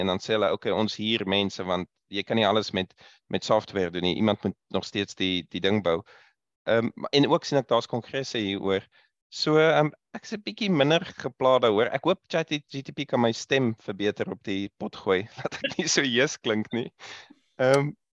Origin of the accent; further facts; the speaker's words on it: Pretoria, Gauteng, South Africa; moved away as an adult; ek is meestal van Pretoria af. Ehm um, soos Rudolf gesê het, ons het saam daar groot geword vir jare en tot universiteit was ons daar.